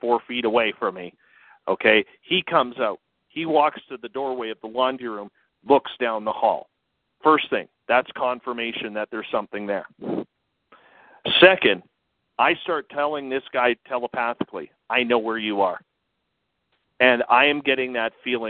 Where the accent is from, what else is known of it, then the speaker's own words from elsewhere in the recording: Canada; me being Canadian